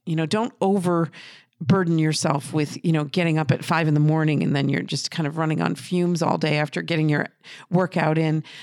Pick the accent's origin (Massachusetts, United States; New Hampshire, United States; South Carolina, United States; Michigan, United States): New Hampshire, United States; I'm from New Hampshire and I don't talk like